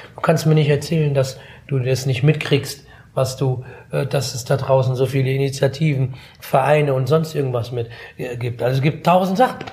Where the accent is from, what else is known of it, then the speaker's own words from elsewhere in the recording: Frankfurt, Hesse, Germany; ich bin in Griesheim groß geworden, ja, als Jugendlicher